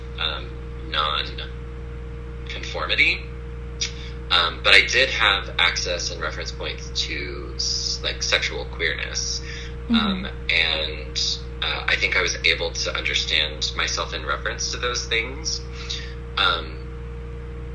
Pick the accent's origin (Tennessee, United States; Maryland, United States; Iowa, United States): Tennessee, United States; rural; moved away; also born or lived in Midwest; where I grew up in the South, in rural Tennessee